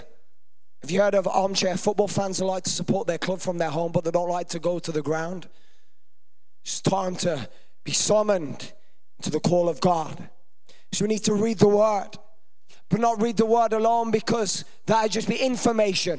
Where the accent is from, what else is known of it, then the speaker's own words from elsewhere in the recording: Birmingham, West Midlands, United Kingdom; Hopefully you can't tell I'm from there by my accent